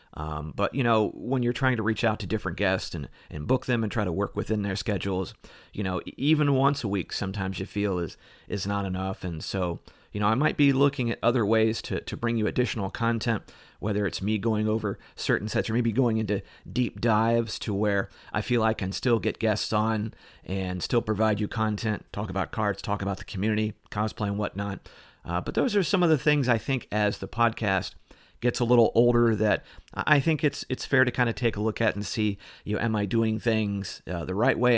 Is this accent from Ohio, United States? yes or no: yes; Ohio, United States; moved away; being from Ohio and I grew up, you know, not too far south from you